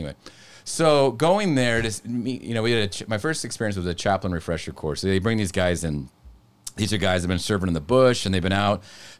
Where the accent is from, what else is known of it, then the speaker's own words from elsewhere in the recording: California, United States; I'm going to Africa. I'm a guy from Southern California.